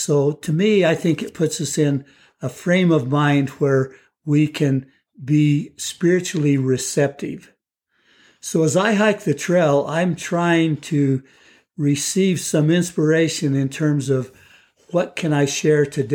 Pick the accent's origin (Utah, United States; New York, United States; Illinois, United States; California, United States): Utah, United States; Lehi; also born or lived in Texas; I grew up in Lehigh